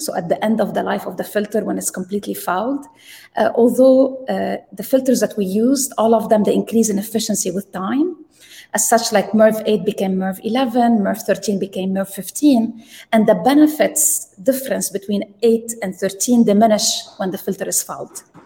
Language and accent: English; Lebanon; moved away as an adult; also born or lived in Texas; I grew up in Lebanon and we didn't have electricity